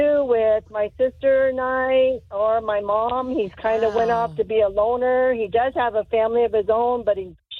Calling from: Deltona, Florida, United States; I'm calling from Deltona.

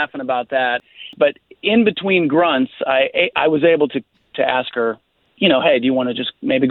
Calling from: Winter Park, Florida, United States; Hey, guys, I'm calling from Winter Park.

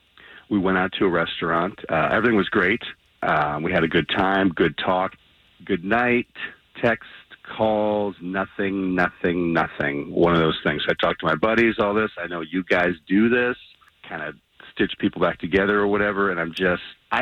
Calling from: Champions Gate, Florida, United States; Champions Gate.

